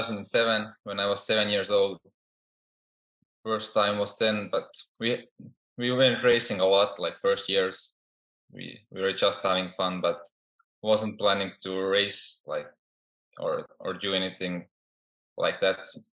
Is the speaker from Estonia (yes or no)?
yes; Estonia; now in United States; In Europe, in a small country named Estonia. We only have population is 1.3 million. So it's really small compared to the States or even big European countries. It's a really small country, and I grew up there.